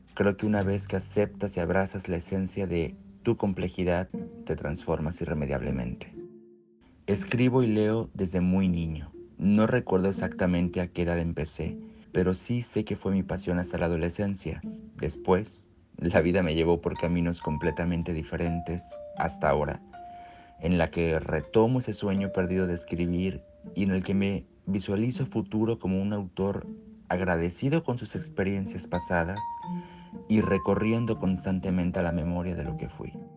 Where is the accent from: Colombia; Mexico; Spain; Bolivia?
Mexico; Yucatán Peninsula; en la península de Yucatán, el lugar de donde soy